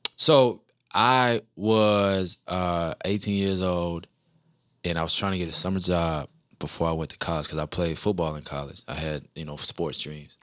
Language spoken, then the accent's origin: English; New Orleans, Louisiana, United States; moved away; I'm from New Orleans